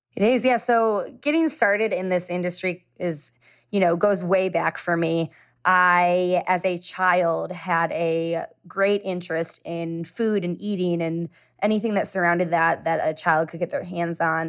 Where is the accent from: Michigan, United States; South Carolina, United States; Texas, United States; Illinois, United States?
Illinois, United States; Chicago; I was raised in Chicago